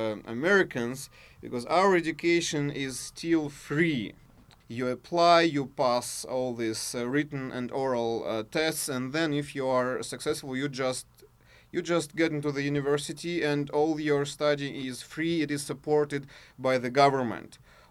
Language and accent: English; Russia; accent: Russian, German and hillbilly; English is a second language; hopefully my accent now is something in between Russian, actually German, and probably a little of hilly-billy one.